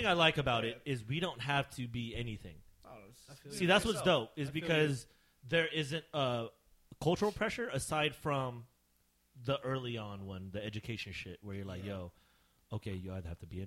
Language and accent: English; Sacramento, California, United States; also born or lived in Bay Area, California; I was from the Bay Area. At a young age, I came to Sacramento.